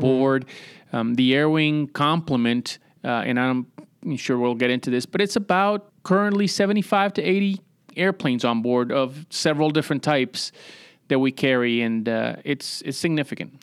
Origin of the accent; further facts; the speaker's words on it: San Juan, Puerto Rico; moved away; also born or lived in Newport, Rhode Island / Virginia Beach, Virginia; originally, I'm from San Juan, Puerto Rico, born and raised down there